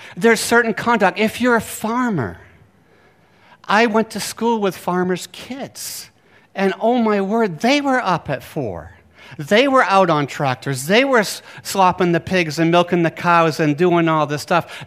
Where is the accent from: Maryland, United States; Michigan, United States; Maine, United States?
Maine, United States; Bar Harbor; I grew up in Bar Harbor, Maine